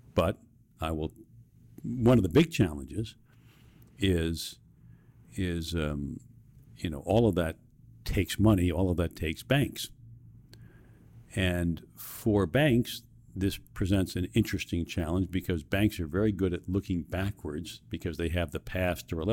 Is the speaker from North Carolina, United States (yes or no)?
no; New York City, New York, United States; I was born and raised in New York City